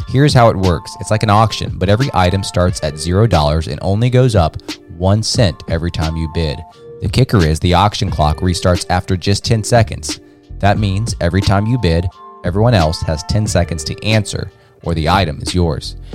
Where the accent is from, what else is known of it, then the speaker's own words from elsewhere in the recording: Charlotte, North Carolina, United States; my hometown here in Charlotte